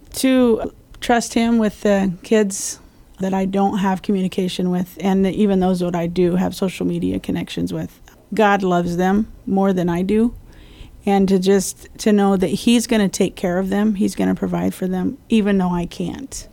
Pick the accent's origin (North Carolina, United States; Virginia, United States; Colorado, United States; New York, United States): Colorado, United States; moved away as an adult; also born or lived in Springfield, Missouri; now in Guam; I grew up in Colorado